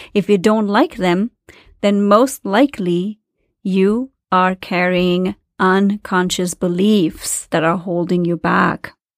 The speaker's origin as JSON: {"language": "English", "country": "India", "tie": "born or raised there", "moved": "as an adult", "said": "I grew up in India in the seventies and the eighties"}